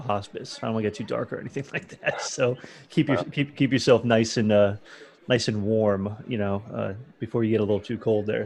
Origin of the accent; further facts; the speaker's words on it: Florida, United States; I'm from Florida originally